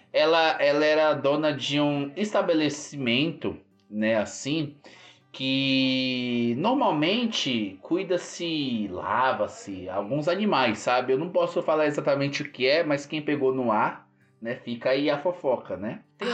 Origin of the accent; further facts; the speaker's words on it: São Paulo, Brazil; eu sou da região do Grajaú